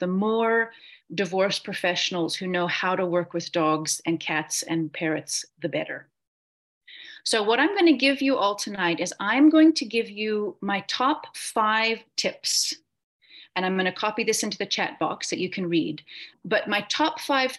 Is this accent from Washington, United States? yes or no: no; Portland, Oregon, United States; moved away as an adult; now in Cape Town, South Africa; I am originally from Oregon in the States. I grew up in Portland